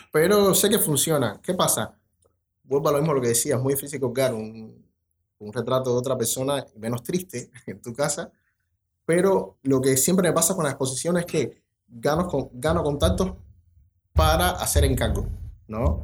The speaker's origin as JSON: {"language": "Spanish", "region": "Treinta y Tres", "country": "Uruguay", "said": "Y no, yo soy de 33, o sea, es como que casi todo el mundo es del interior."}